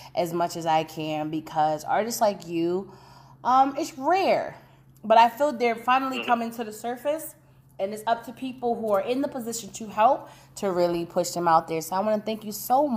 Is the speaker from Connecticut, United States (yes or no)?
yes; Connecticut, United States; now in Indiana, United States; I'm originally from Connecticut, but at this very moment, I'm in Indiana